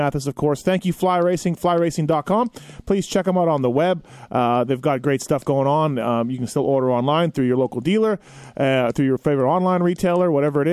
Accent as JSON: {"language": "English", "country": "Canada", "said": "I'm Canadian"}